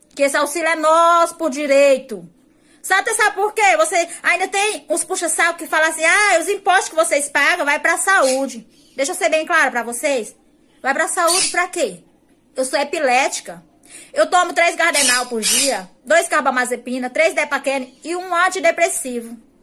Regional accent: Icó, Ceará, Brazil; Eu sou da cidade de Icó, interior de Fortaleza, Ceará

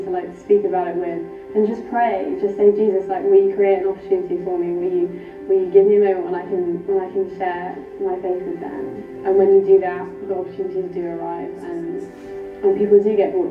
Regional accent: Peterborough, East of England, United Kingdom; I'm from Peterborough.

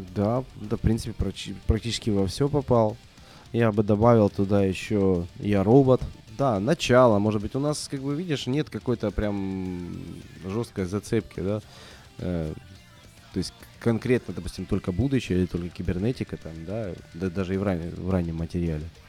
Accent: Russia; мы же из России, да, и привыкли жить по российским меркам

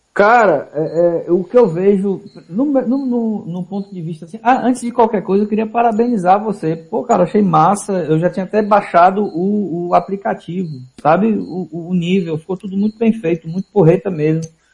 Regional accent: Vitória da Conquista, Bahia, Brazil; moved away as an adult; now in Aracaju, Brazil; na minha cidade natal, Vitória da Conquista

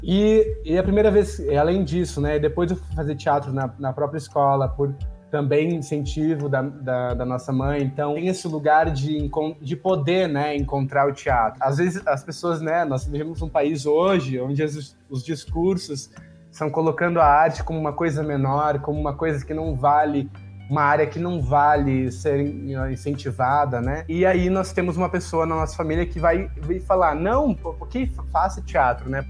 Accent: Porto Alegre, Rio Grande do Sul, Brazil; cresci no, no, em Porto Alegre

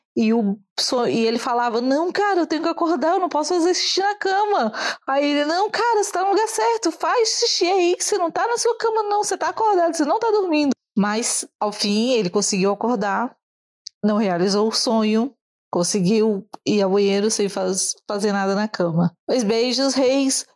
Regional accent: Brasília, Federal District, Brazil; now in Italy; agora eu vivo em Itália, mas eu sou de Brasília

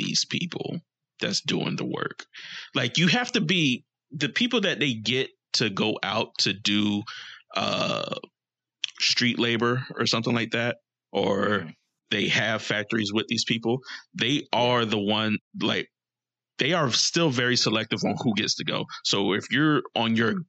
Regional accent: United States; I have no pride as an American anymore.

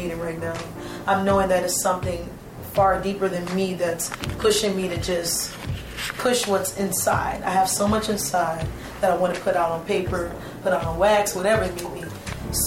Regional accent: Chicago, Illinois, United States; also born or lived in Pineville, Louisiana / Marksville, Louisiana; I'm originally from Louisiana. That's Pineville, but also Marksville, Louisiana, and I moved to Chicago at a very young age, so I like to consider myself a Chicagoan as well

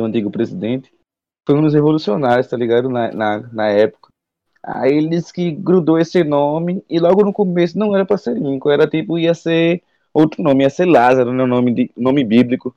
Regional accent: Aracaju, Sergipe, Brazil; sou de Aracaju, Sergipe

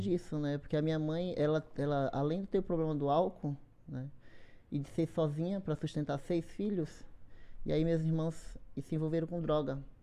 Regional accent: Esplanada, Bahia, Brazil; now in São Paulo, Brazil; Eu sou da Bahia, sou lá do interior da Bahia, Esplanada, uma, uma cidade de 33 mil habitantes

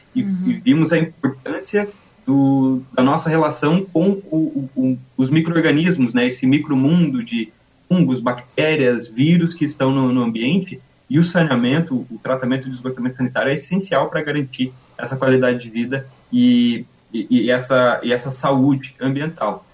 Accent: Santa Cecília, Santa Catarina, Brazil; moved away as an adult; also born or lived in Caçador / Blumenau; now in Florianópolis, Brazil; eu sou do, do, interior do estado de Santa Catarina, sou natural de uma cidade pequena chamada Santa Cecília

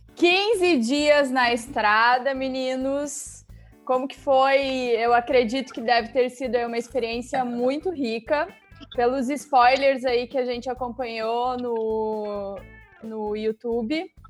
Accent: Paraná, Brazil; porque eu sou do Paraná

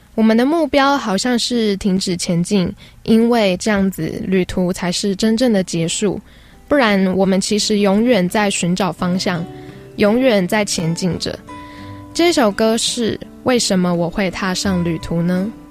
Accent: central Taiwan, Taiwan; moved away as an adult; also born or lived in Taipei; 我是中部人， 到台北读书

